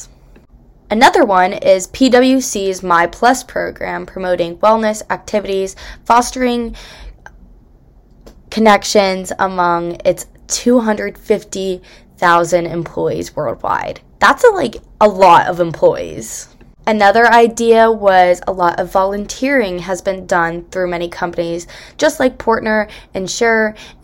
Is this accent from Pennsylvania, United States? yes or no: yes; Bucks County, Pennsylvania, United States; I'm a third year from Bucks County, Pennsylvania.